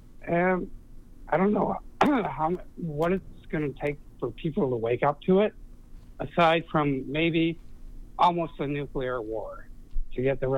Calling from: Florida, United States; I'm calling from Florida.

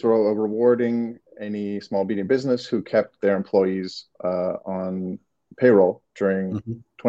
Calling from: Los Angeles, California, United States; I'm in LA.

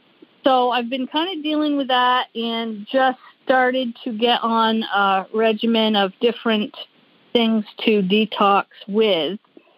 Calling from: South Burlington, Vermont, United States; I am calling from South Burlington, Vermont.

